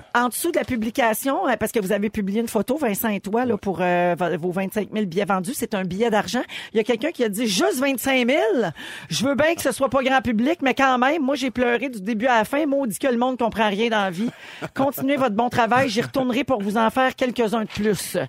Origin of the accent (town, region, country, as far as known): Quebec, Canada